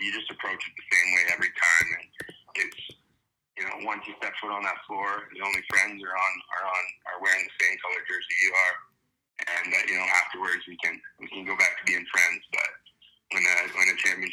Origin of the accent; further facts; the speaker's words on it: Brampton, Ontario, Canada; also born or lived in Kitchener, Ontario; I grew up in Brampton. I was just playing house league there. And then I moved to Kitchener